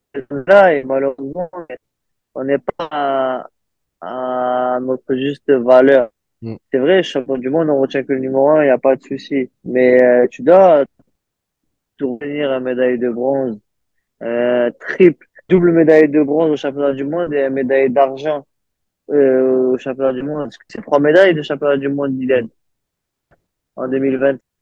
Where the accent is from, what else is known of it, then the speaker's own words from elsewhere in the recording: France; chez nous en France